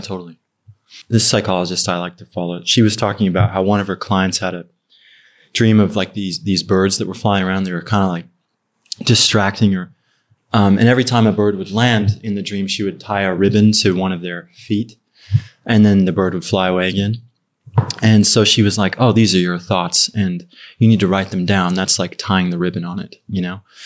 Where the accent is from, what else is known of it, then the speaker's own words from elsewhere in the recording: Ogden, Utah, United States; moved away as an adult; also born or lived in Far West, Utah; now in Los Angeles, United States; I'm from, um, it's called Ogden City. It's, like, a little north of Salt Lake